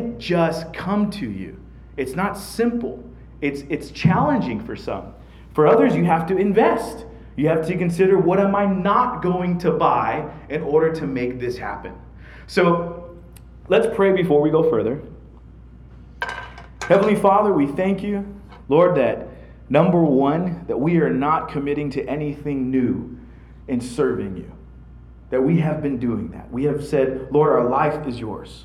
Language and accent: English; United States; being an American myself